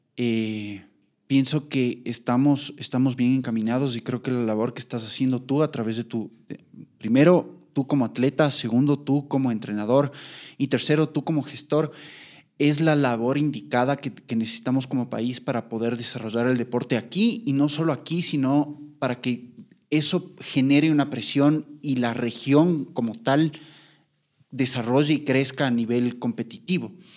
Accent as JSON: {"language": "Spanish", "country": "Ecuador", "said": "como seleccionado ecuatoriano"}